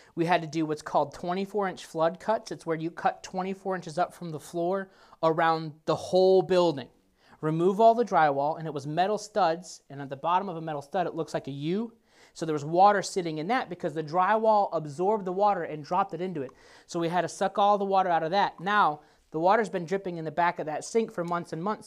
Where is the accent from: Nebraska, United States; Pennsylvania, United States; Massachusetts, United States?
Nebraska, United States; moved away; I grew up in Nebraska